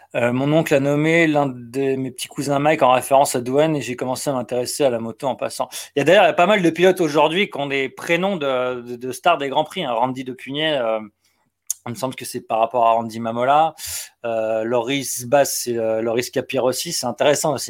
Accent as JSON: {"language": "French", "town": "Le Mans", "region": "Pays de la Loire", "country": "France", "said": "je suis du Mans"}